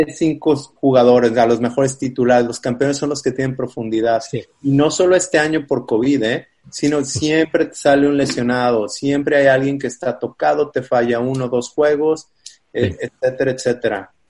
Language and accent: Spanish; Guadalajara, Jalisco, Mexico; moved away as an adult; now in Chicago, United States; Soy de Guadalajara.